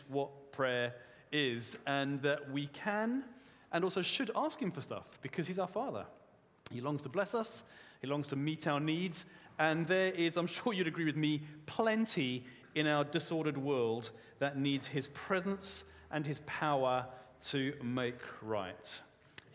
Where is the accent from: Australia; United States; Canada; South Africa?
South Africa; I'm a South African man